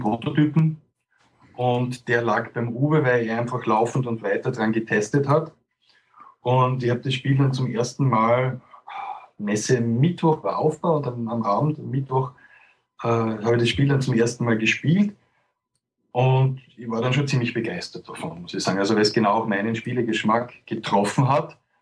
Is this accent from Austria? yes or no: yes; Austria; als Österreicher